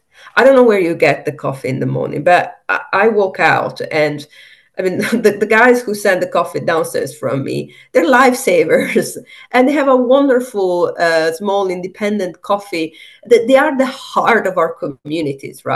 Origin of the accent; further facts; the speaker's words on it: Italy; moved away; also born or lived in Ecuador; I'm from Italy